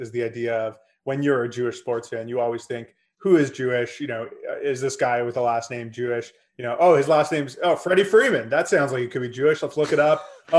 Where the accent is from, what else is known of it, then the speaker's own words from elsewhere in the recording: Canada; Everyone I knew growing up was a Steve Nash fan, if you were Canadian, even though came from a different part of Canada than we were from.